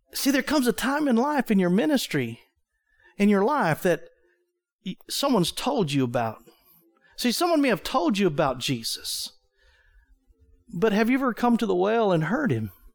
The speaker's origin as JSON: {"language": "English", "town": "Wichita Falls", "region": "Texas", "country": "United States", "moved": "yes", "said": "I was from Wichita Falls, Texas"}